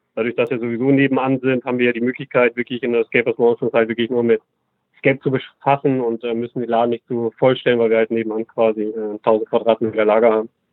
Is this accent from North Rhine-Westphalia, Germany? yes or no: no; Hamburg, Germany; Ich bin aus Hamburg ursprünglich, habe auch in Hamburg äh, meine Lehre gemacht